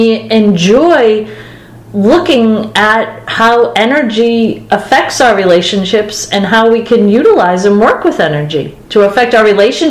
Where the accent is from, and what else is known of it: Boston, Massachusetts, United States